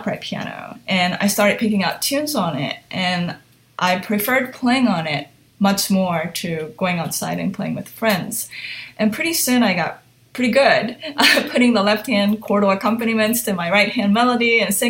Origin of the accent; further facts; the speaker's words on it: Hong Kong; also born or lived in Japan; So I was born in Japan, but I grew up in Hong Kong from age 1 to 6. And so my parents would speak to me in Japanese, my nanny in Cantonese, and everything outside that was English.